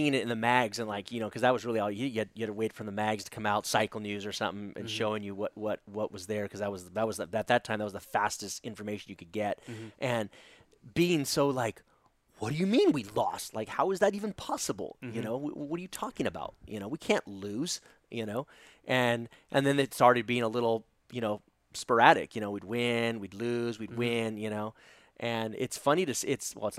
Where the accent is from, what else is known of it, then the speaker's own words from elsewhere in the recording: United States; as an American, you know, fan, you know, as an American motocross fan